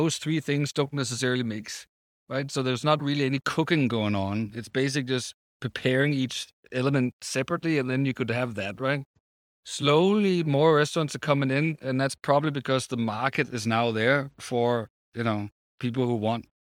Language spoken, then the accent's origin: English; Copenhagen, Capital Region of Denmark, Denmark; I'm from Copenhagen, right?